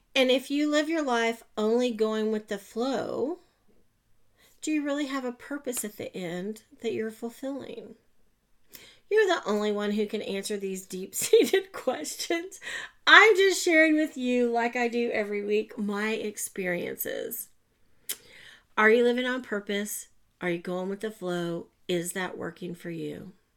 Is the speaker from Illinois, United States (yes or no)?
no; Oklahoma, United States; I'm from Oklahoma. I've lived other places. I always come back. I just want to live here